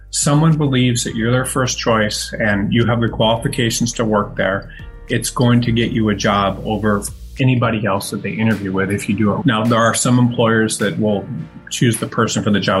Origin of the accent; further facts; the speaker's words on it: Detroit, Michigan, United States; moved away; where I grew up in outside Detroit